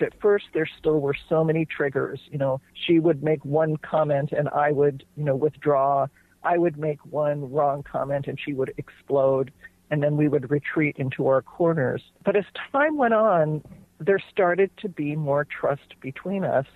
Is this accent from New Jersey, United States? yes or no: yes; New Jersey, United States; moved away as an adult; now in California, United States; So I grew up in New Jersey. I ended up in California.